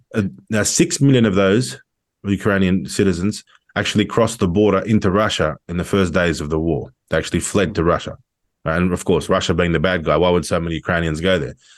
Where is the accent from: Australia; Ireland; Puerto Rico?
Australia; I'm an Australian